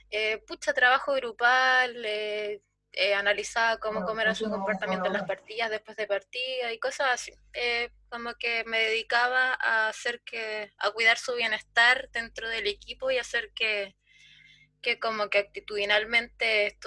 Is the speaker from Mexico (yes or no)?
no; Chile